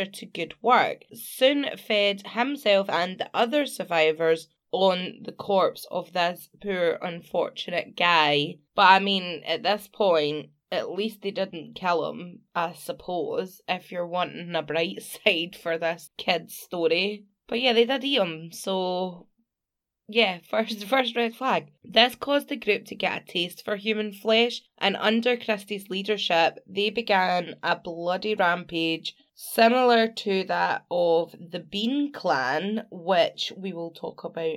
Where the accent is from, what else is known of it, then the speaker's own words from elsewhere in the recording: Scotland, United Kingdom; I'm from Scotland